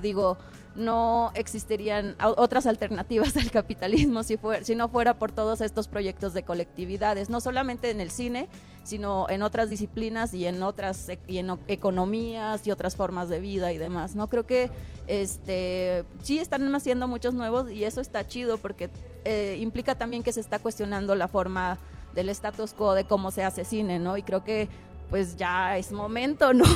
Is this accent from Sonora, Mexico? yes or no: no; Durango, Mexico; soy, soy duranguense, soy norteña